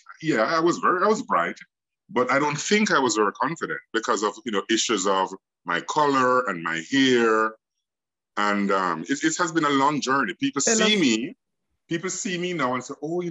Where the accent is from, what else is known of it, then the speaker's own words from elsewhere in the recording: Kingston, Jamaica; growing up in Olympic Gardens and Waterhouse